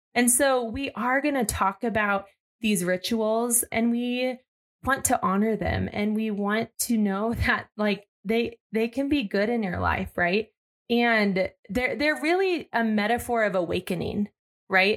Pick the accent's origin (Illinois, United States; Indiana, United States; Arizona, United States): Arizona, United States; born or raised there